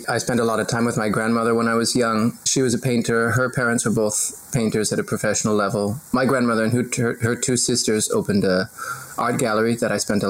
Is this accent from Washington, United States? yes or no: yes; Seattle, Washington, United States; now in New Zealand; I grew up in Seattle, where that's just what we drink instead of water.